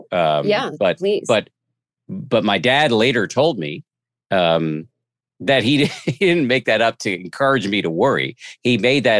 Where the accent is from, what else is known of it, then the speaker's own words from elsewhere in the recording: Massachusetts, United States; I'm a agnostic from the People's Republic of Massachusetts